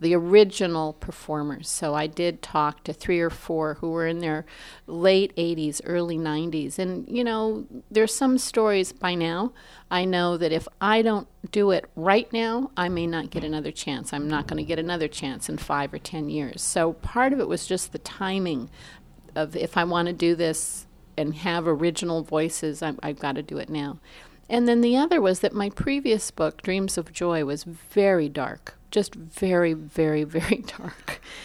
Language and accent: English; Los Angeles, California, United States; I'm from Los Angeles, and, and my family, you know, was in Los Angeles, Chinatown